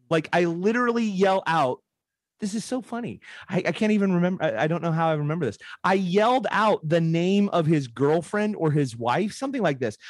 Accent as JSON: {"language": "English", "town": "Portland", "region": "Oregon", "country": "United States", "tie": "born or raised there", "said": "I grew up in Portland, Oregon"}